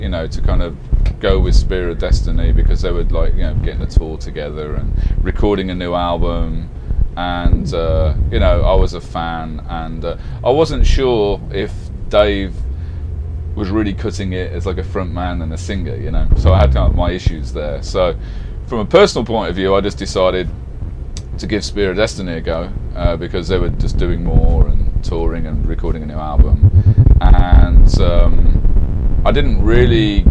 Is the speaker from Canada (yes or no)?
no; Birmingham, West Midlands, United Kingdom; moved away as an adult; also born or lived in London; now in Los Angeles, United States; I'm originally from Birmingham, UK. So, yeah, it would have been when I was living in Birmingham, you know, probably maybe 18 years old